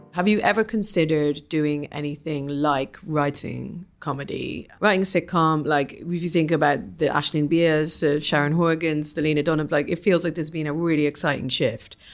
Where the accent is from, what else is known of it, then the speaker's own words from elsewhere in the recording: England, United Kingdom; as an English person